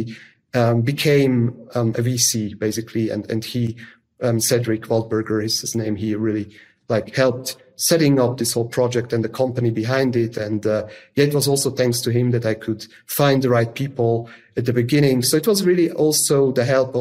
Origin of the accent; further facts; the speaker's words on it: Zug, Switzerland; I grew up in the canton of Zug, which is in Switzerland